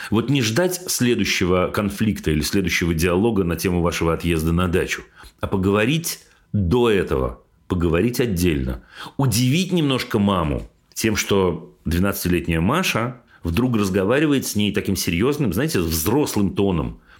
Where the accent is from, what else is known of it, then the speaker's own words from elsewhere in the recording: Belgorod, Belgorod Oblast, Russia; А еще потому, что мы сами из Белгорода, а дача у нас в 15 километрах от границы с Харьковской областью, и довольно часто слышны запуски ракет и все такое